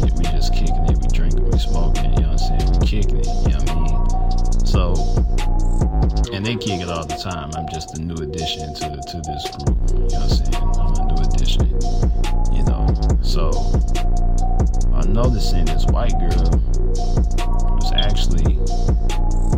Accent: St. Louis, Missouri, United States; I'm from St. Louis

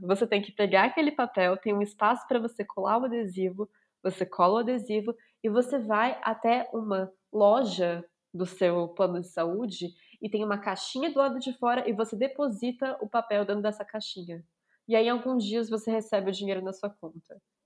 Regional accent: Brazil; moved away as an adult; now in Brussels, Belgium; a gente não é gringa, a gente é brasileira

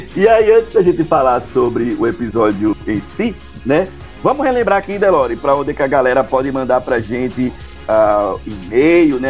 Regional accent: Ceará, Brazil; Sou de, do Ceará

